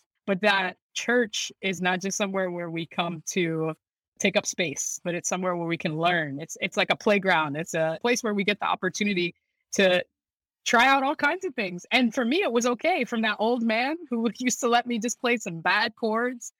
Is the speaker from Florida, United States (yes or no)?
yes; Lakeland, Florida, United States; My most formative years were in Central Florida, so in Lakeland, Florida